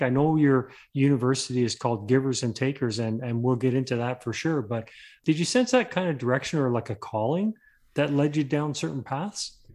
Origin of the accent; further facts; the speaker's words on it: England, United Kingdom; moved away; I come from England. I was born there